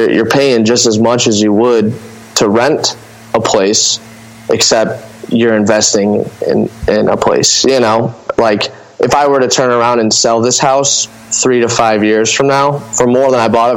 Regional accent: Lambertville, Michigan, United States; now in Toledo, United States; I was born in Toledo and raised in Lambertville, Michigan

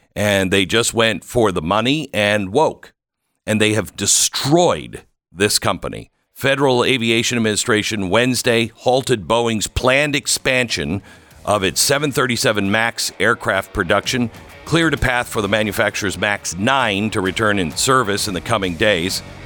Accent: Seattle, Washington, United States; I grew up in the Seattle area

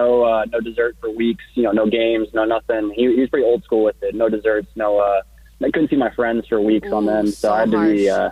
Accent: Indiana, United States; I'm from Indiana, so I'm a big Pacers fan

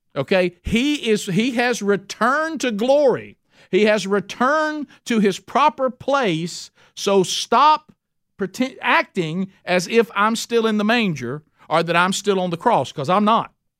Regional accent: Oxford, Alabama, United States; Oxford, Alabama. That's my hometown

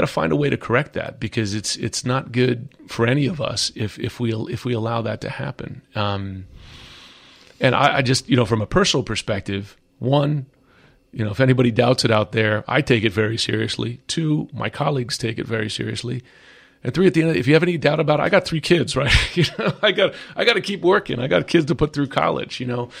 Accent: United States; It's worrisome, just as an American and as a journalist

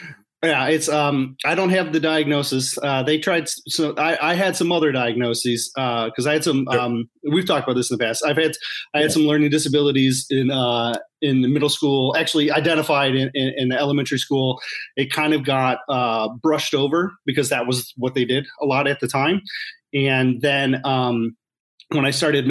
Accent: suburbs of Detroit, Michigan, United States; I grew up in the area, in the suburbs of Detroit

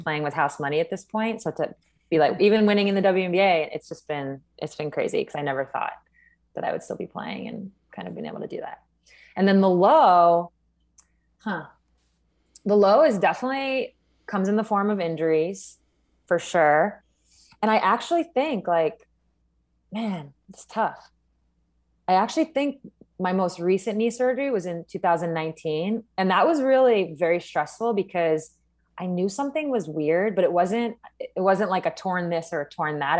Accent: East Coast, United States; moved away as an adult; now in Seattle, United States; I'm from the East Coast originally

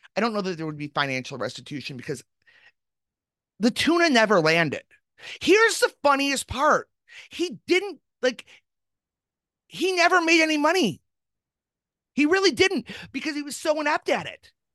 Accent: Chicago, Illinois, United States; a Chicagoan

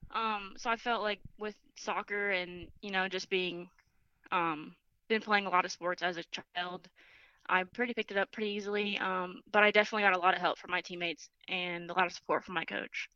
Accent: Boca Raton, Florida, United States; moved away as an adult; I'm from Boca Raton, Florida.

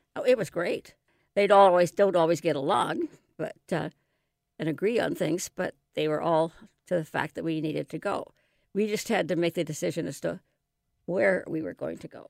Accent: Seattle, Washington, United States; also born or lived in New England; I was born and raised in West Seattle

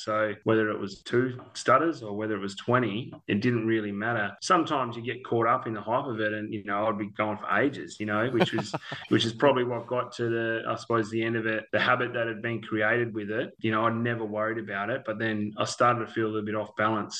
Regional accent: Canberra, Australian Capital Territory, Australia; also born or lived in Victoria / Townsville; So lived in Canberra for 5 years. Dad finished, we moved to Townsville

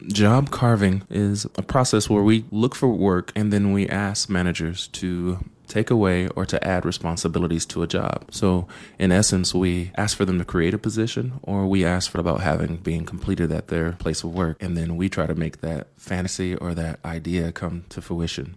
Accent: Jacksonville, Florida, United States; now in Portland, United States; originally I'm from Jacksonville, Florida. Grew up in an urban area

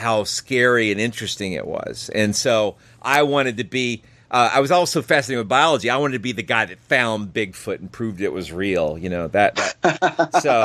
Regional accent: Cartersville, Georgia, United States; my hometown of Cartersville, Georgia

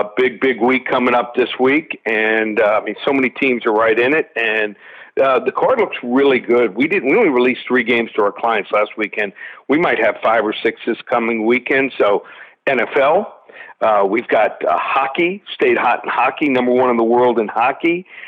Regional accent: Miami, Florida, United States; Hey, I'm from Miami.

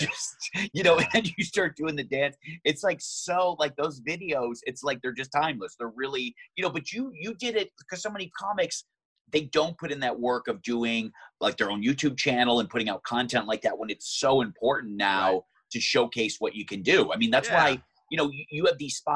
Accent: Michigan, United States; also born or lived in San Francisco; now in Los Angeles, United States; I was back in Michigan in my hometown

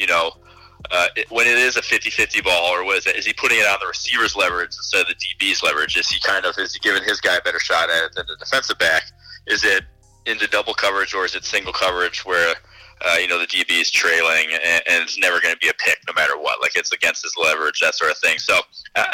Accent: central Illinois, United States; moved away as an adult; also born or lived in Milwaukee, Wisconsin / Chicago, Illinois / South Bend, Indiana; now in Cincinnati, United States; I like grew up in middle of nowhere, central Illinois, a really small town

